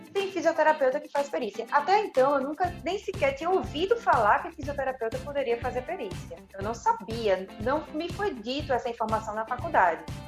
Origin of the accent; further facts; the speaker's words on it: Recife, Pernambuco, Brazil; eu sou de Recife e minha família é toda daqui. Eu, eu tive essa sorte também de poder fazer a minha faculdade na minha, na minha cidade natal.